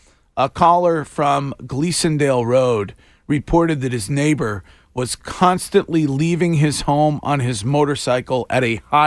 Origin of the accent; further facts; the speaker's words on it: Stow, Massachusetts, United States; my hometown, Stowe, Massachusetts